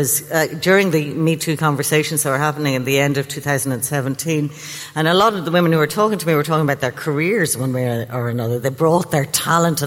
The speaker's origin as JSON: {"language": "English", "country": "Ireland", "tie": "born or raised there", "said": "When I grew up in Catholic Ireland"}